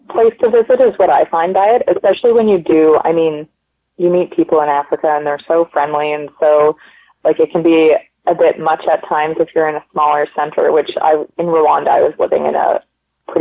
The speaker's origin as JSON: {"language": "English", "country": "Canada", "said": "I'm from Canada. I speak French and English, and I speak a little bit of Polish"}